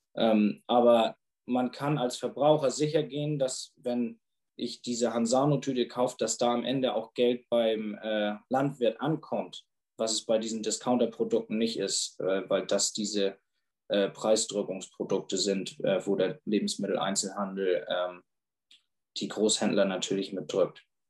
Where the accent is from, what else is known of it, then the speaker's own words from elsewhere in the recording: Germany; bei uns in Deutschland